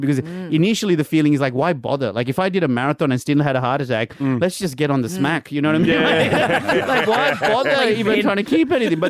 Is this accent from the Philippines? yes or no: no; Sri Lanka; moved away; also born or lived in India; growing up in Sri Lanka in the 90s